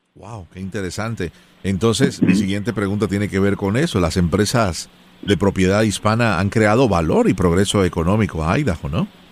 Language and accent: Spanish; Colombia; first language Spanish; now in Miami, United States; soy originalmente de Colombia